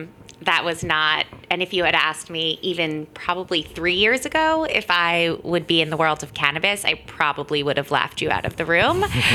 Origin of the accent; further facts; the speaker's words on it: Tampa, Florida, United States; now in New York, United States; I grew up in Tampa, Florida.